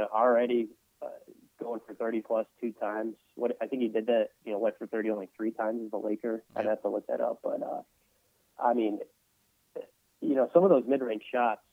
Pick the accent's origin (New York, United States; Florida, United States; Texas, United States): Texas, United States; Dallas; moved away as an adult; also born or lived in Columbia, Missouri / Denver, Colorado; now in New Orleans, United States; growing up in the Dallas Wars area